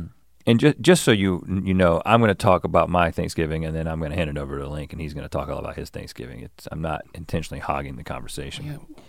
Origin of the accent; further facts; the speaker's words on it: United States; I'm an American, yes.